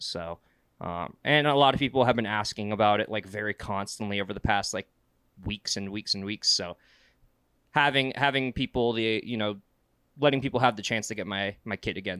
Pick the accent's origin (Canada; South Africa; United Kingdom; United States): United States; South Carolina; moved away as an adult; now in Utah, United States; I'm from South Carolina.